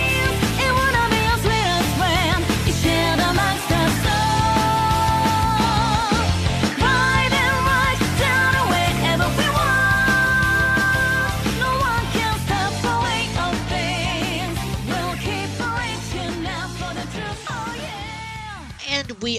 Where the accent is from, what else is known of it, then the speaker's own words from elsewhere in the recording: Kansas, United States; I'm from Kansas, where, you know, Wizard of Oz is like our state mascot somehow.